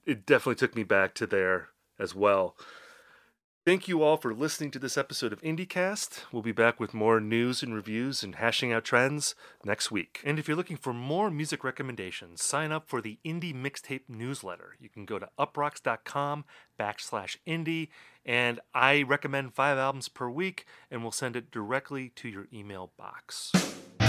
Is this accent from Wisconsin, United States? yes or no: yes; Wisconsin, United States; I'm from Wisconsin.